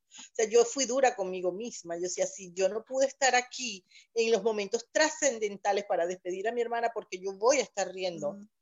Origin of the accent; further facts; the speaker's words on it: Valencia, Carabobo, Venezuela; moved away as an adult; now in Boca Raton, United States; justo en mi ciudad, mi ciudad natal, Valencia